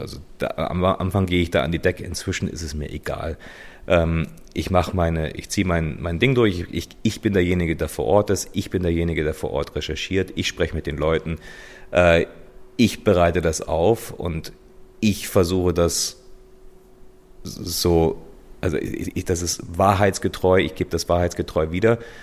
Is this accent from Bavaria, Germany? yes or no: yes; Munich, Bavaria, Germany; moved away as an adult; München ist meine Heimat. Also hier sind meine Freunde, meine Familie, äh, hier, hier ist meine Vergangenheit.